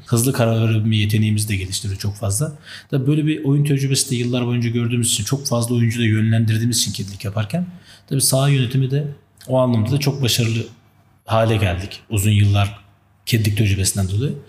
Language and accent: Turkish; Istanbul, Turkey; also born or lived in Tunceli; Ben 1990 yılında Tunceli'de doğdum. 95'in başlarında da ailece işte terör dolayısıyla İstanbul'a göç ettik